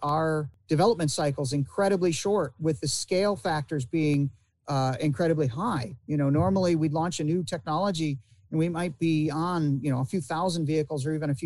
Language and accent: English; Indiana, United States; also born or lived in Ilion, New York / Michigan; now in Florida, United States; I spent quite a bit of my youth in Indiana, going to school there